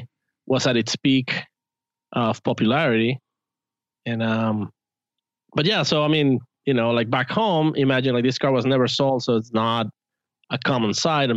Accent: Guadalajara, Jalisco, Mexico; now in United States; I was born and raised in Guadalajara, Mexico

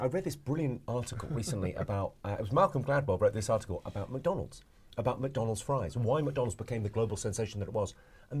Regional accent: Slough, South East England, United Kingdom; Slough, pretty much. And so I grew up just on the Farnham Road, just under the Mars factory.

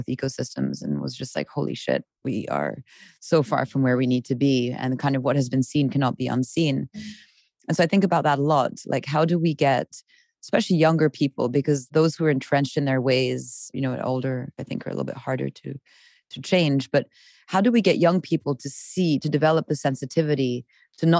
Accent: Switzerland; I'm from Switzerland

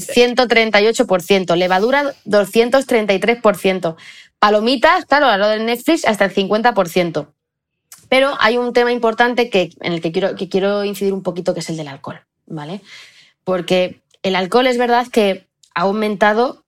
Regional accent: Belmonte, Spain; en mi pueblo de Belmonte hay 2.000 habitantes

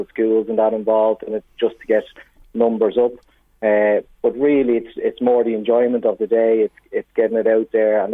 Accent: Dublin, Leinster, Ireland; moved away as an adult; now in Navan, Ireland; I'm not from Navan originally. I'm from Ringsend in Dublin originally

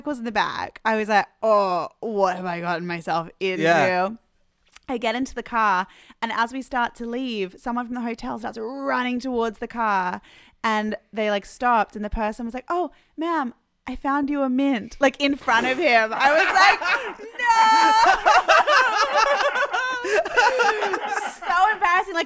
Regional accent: Malaysia; now in Los Angeles, United States; I grew up in Malaysia

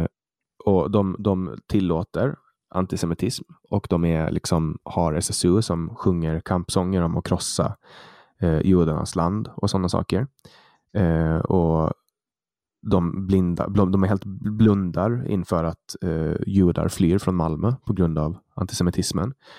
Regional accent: Åland Islands; jag är född och uppvuxen på Åland

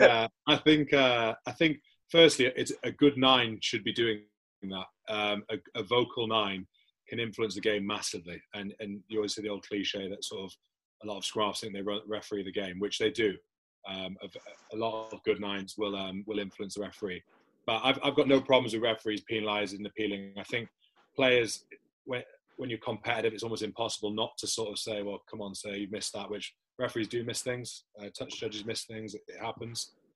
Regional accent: South Shields, North East England, United Kingdom; moved away; I'm from South Shields

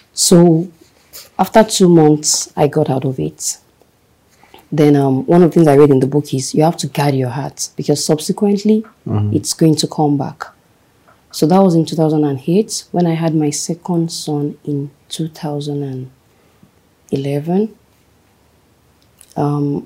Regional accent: Ife, Osun, Nigeria; moved away; I grew up in Ife.

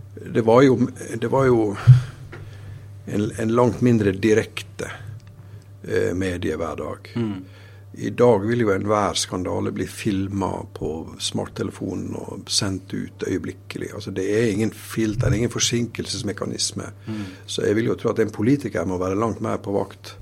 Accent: Sunnmøre, Møre og Romsdal, Norway; jeg er fra Sunnmøre

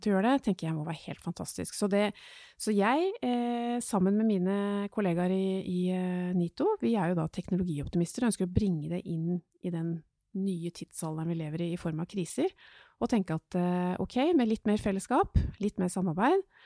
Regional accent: Oslo, Norway; Jeg har vokst opp i Groruddalen

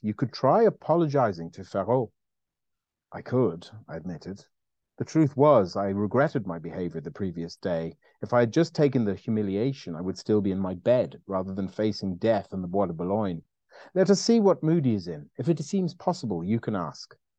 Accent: Ireland; I'm Irish

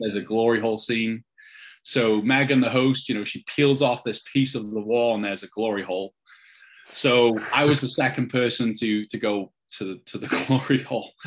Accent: Wrexham, Wales, United Kingdom; now in United States; I'm, I'm from Wrexham

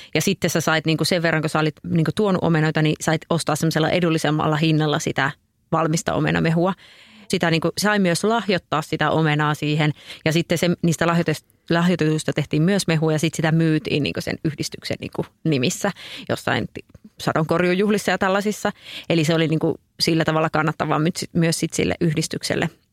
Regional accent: Oulu, North Ostrobothnia, Finland; Oulussakin esimerkiksi, missä, mistä mä oon kotoisin

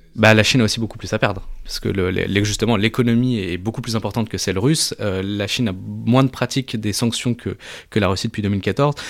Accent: France; quand on est français

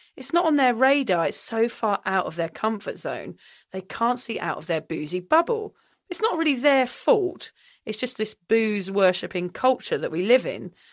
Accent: England, United Kingdom; now in Sunshine Coast, Australia; I also find it difficult being English in Australia

